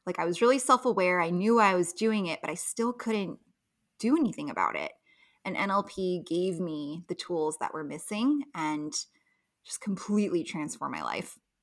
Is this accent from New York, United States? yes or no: no; Los Angeles, California, United States; moved away as an adult; now in Las Vegas, United States; I grew up in Los Angeles, moved to Las Vegas